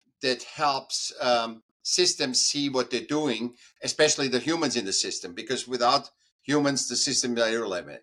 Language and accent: English; Vienna, Austria; I was born in Vienna in Austria.